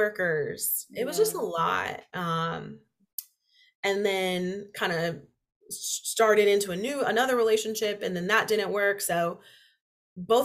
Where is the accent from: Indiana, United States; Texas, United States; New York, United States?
Indiana, United States; Indianapolis; also born or lived in North Carolina; I grew up in Indy. I went to college at IU. I came back to Indy